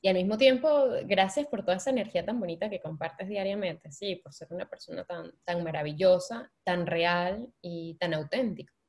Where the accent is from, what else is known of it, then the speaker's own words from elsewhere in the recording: Venezuela; moved away; yo como buena venezolana